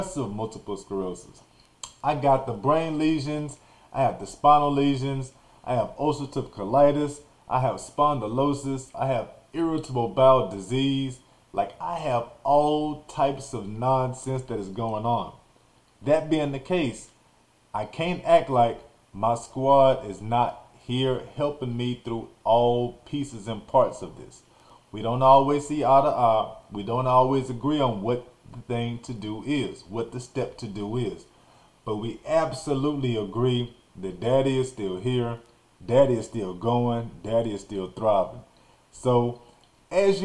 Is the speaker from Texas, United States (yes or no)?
yes; Nacogdoches, Texas, United States; also born or lived in Arkansas; I grew up in Nacogdoches, Texas